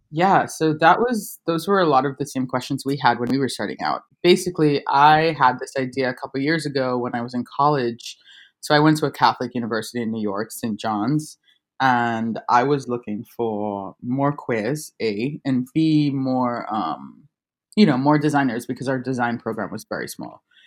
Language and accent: English; Trinidad & Tobago; now in Buenos Aires, Argentina; I'm a Trinidadian born graphic designer. Um, I currently live in Buenos Aires, Argentina